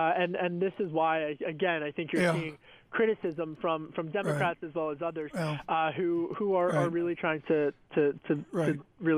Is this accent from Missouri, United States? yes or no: no; Pennsylvania, United States; And this is more of the collar counties, as they're called, outside of Philadelphia. I'm from Delco.